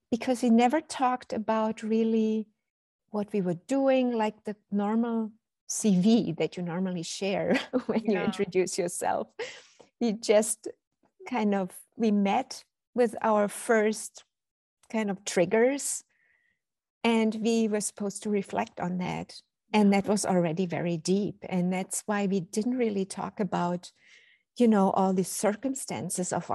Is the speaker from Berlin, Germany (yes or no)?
yes; Berlin, Germany; English is a second language; now in Cologne, Germany; I was born and raised in Berlin